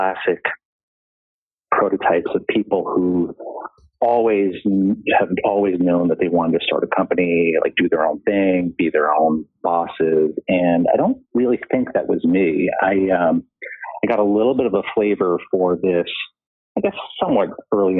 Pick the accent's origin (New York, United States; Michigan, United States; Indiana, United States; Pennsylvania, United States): New York, United States; Dix Hills; also born or lived in Flushing, New York; most of my childhood was growing up on Long Island, first Flushing and then Dix Hills